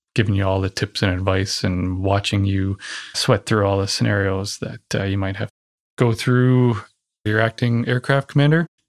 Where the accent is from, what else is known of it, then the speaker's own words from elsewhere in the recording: Ontario, Canada; So I'm from Ontario